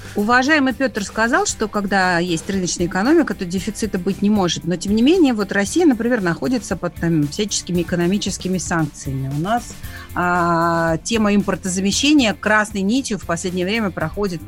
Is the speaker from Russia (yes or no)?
no; Donbas, Ukraine; человек, который родился и вырос в Донбассе